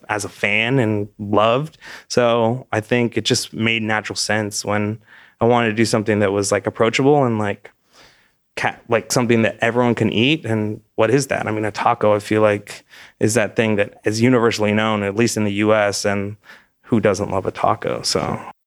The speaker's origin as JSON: {"language": "English", "region": "California", "country": "United States", "tie": "born or raised there", "also_born_or_lived": "Los Angeles", "moved": "as an adult", "lives_now": "Austin, United States", "said": "I was born in California, West Coast kid"}